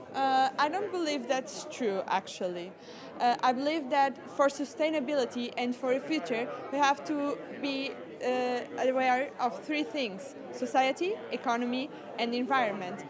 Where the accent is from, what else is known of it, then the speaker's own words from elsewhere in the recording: Portugal; I'm from Portugal and I'm a scout too